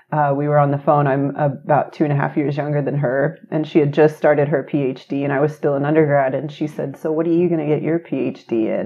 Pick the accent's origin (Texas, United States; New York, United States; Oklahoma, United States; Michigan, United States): Oklahoma, United States; Choctaw; moved away as an adult; now in Chicago, United States; I grew up in Choctaw, Oklahoma